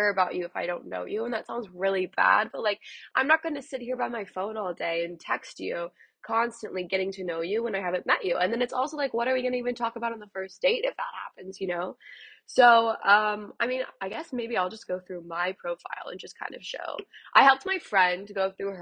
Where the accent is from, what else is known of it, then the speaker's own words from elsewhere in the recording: a suburb outside of Dallas, Texas, United States; moved away as an adult; now in Los Angeles, United States; I'm originally from Texas, so I'm from a suburb outside of Dallas, grew up in that whole scene